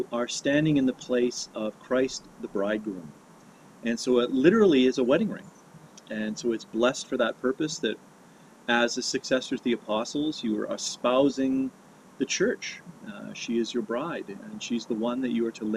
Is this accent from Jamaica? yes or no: no; Kamloops, British Columbia, Canada; also born or lived in Vancouver Island; I grew up in British Columbia. I was born on the island of Vancouver Island and raised in Kamloops in the interior.